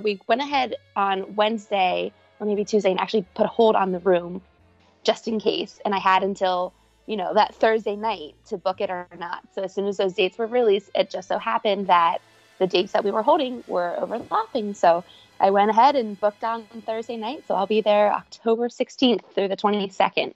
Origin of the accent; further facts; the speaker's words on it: Cincinnati, Ohio, United States; I am from Cincinnati, Ohio